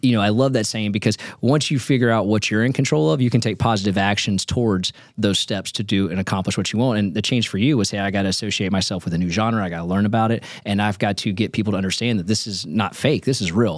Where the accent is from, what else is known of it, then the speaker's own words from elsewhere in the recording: Nashville, Tennessee, United States; I'm from Nashville, born and raised